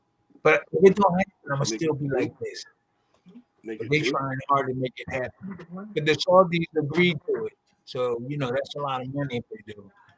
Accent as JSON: {"language": "English", "region": "New Jersey", "country": "United States", "tie": "born or raised there", "said": "Yeah, I was born and raised in South"}